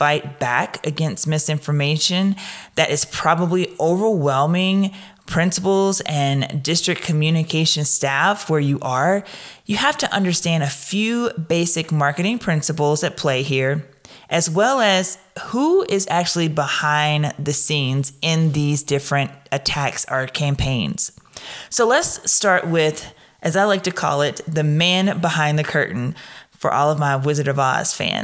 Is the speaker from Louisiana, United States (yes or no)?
yes; Louisiana, United States; also born or lived in Williamson County, Tennessee; now in Tennessee, United States; I'm from Louisiana